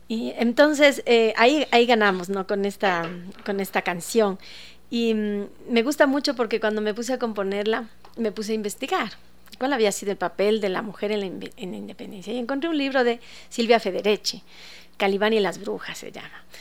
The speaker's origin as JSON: {"language": "Spanish", "country": "Ecuador", "said": "como ecuatorianos"}